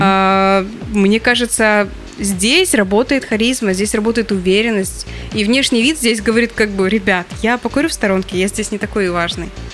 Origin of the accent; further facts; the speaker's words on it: Caucasian Mineral Waters, Stavropol Krai, Russia; moved away; я росла в, на Кавказских минеральных водах